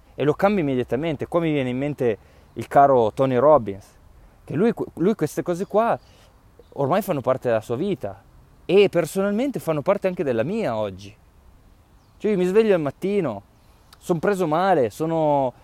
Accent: Piedmont, Italy; come diciamo noi dalle mie parti in, in, in Piemonte

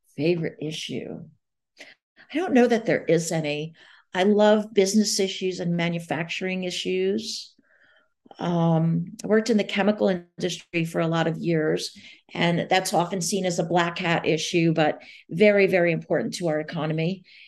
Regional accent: Long Island, New York, United States; I grew up on Long Island, the South Shore of Long Island

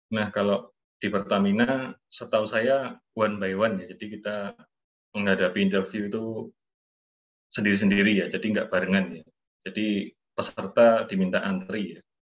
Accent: Surakarta, Central Java, Indonesia; saya kan orang Solo

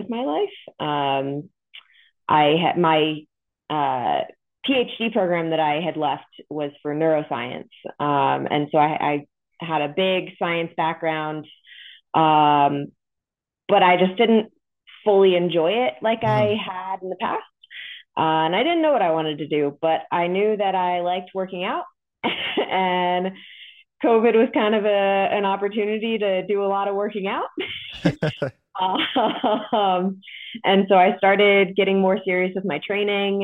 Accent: Modesto, California, United States; moved away as an adult; also born or lived in New Jersey; now in Kansas, United States; I was born and raised in California

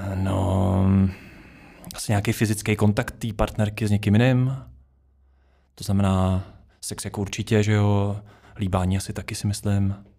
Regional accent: Duchcov, Ústí nad Labem Region, Czechia; now in Prague, Czechia; jsem ze Sveru Čech, z Duchcova, jinak teďka žiju v Praze

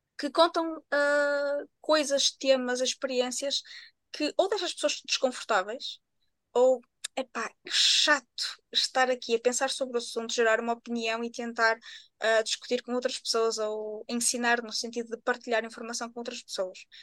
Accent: Viana do Castelo, Norte, Portugal; eu sou de Biana do Castelo.

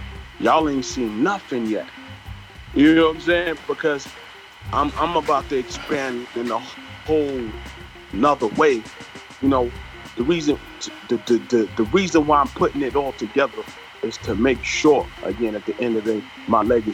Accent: New York City, New York, United States; I'm a kid from Flatbush, Brooklyn

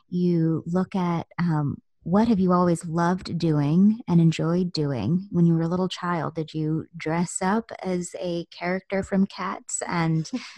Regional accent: Virginia Beach, Virginia, United States; born there; I was born in Virginia Beach in 1981, and so forth.

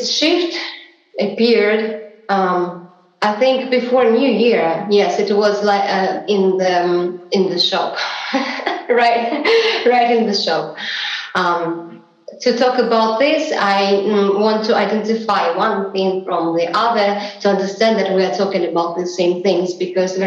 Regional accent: Saint Petersburg, Russia; I was born in Russia, in St. Petersburg, in the late 80s.

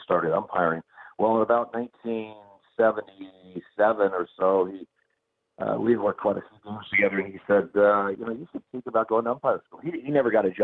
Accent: Eugene, Oregon, United States; I grew up in Eugene, Oregon.

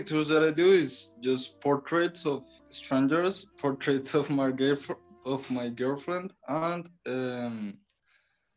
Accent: Bogota, Colombia; English is a second language; I'm from Bogota, Colombia

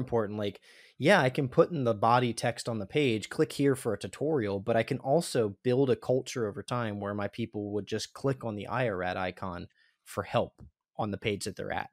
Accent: Pennsylvania, United States; We're both from Pennsylvania, Josh

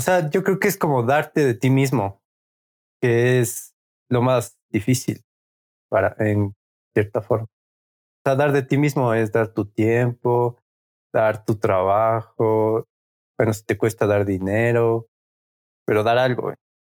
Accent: Quito, Pichincha, Ecuador; somos de Quito, Ecuador

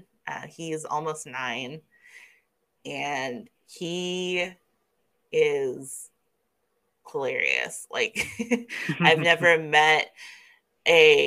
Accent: Kansas City, United States; moved away; also born or lived in New Mexico; I was growing up in Kansas City

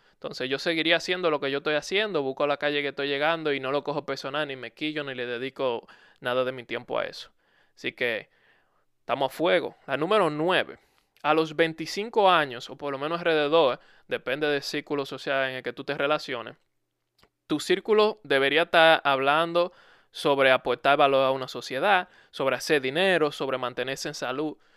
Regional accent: Dominican Republic; En mi país eso es algo muy común. En República Dominicana es muy común

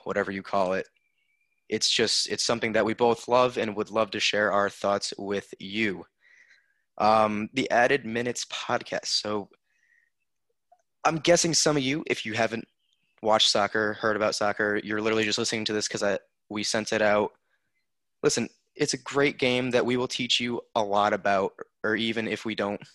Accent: United States; As an American

